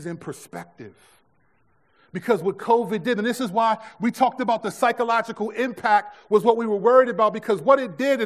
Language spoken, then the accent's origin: English; United States; This is my country